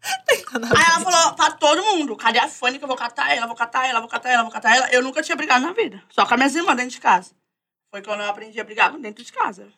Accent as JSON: {"language": "Portuguese", "region": "São Paulo", "country": "Brazil", "said": "Eu sou da Zona Norte, Vista Alegre, Lisa Maria. É porque eu fico bem no meio"}